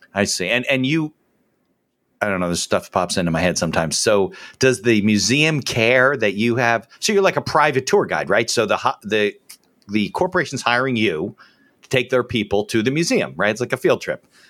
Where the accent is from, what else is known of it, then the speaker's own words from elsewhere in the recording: New Jersey, United States; growing up in Jersey